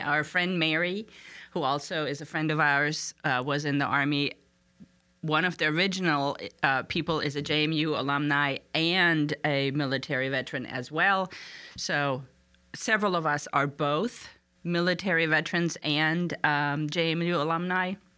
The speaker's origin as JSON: {"language": "English", "town": "Frankfurt", "region": "Hesse", "country": "Germany", "tie": "born or raised there", "moved": "as an adult", "lives_now": "Harrisonburg, United States", "said": "I was born in Frankfurt, Germany"}